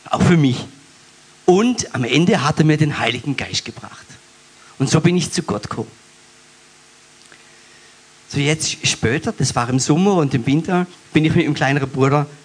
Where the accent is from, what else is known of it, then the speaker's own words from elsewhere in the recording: Baden-Württemberg, Germany; accent: Alemannic; Ähm, ich bin auf dem Hotzerwald, auf dem Bauernhof groß geworden mit vier mittleren Geschwistern.